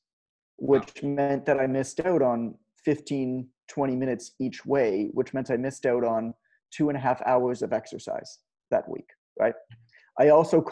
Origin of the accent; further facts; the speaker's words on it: Canada; I'm Canadian. We kind of grow up with the cold